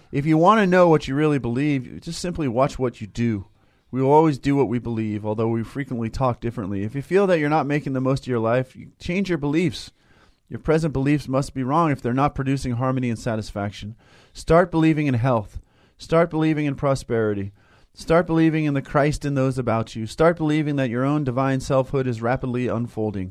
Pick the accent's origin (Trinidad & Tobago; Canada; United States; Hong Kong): United States; Tustin, California; Unity of Tustin, where I grew up